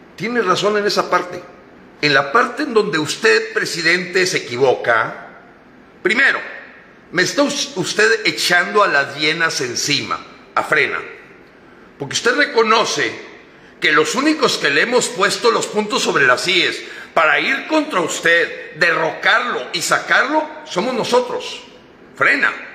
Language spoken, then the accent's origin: Spanish; Mexico; aquí somos los mexicanos